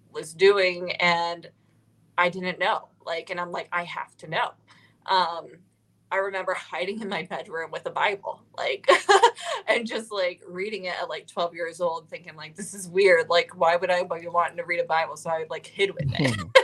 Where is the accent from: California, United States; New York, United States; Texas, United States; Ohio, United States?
Ohio, United States; moved away as an adult; now in Nashville, United States; I am originally from Ohio.